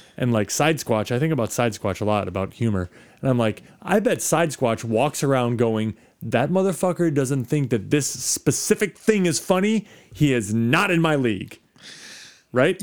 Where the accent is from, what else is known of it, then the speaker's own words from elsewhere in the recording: Midwest, United States; moved away; I'm from the Midwest